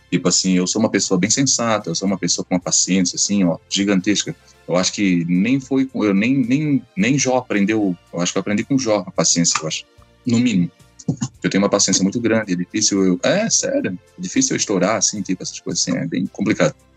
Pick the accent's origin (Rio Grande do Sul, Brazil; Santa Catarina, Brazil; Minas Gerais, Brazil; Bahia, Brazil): Santa Catarina, Brazil; Florianópolis; sou aqui de Florianópolis